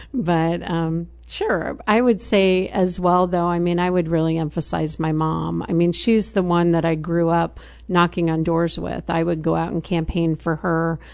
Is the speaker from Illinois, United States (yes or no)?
yes; Champaign, Illinois, United States; also born or lived in Urbana / Germany; upon graduation, he and my mom bought a house on John Street in Champaign, and I've been in Champaign ever since.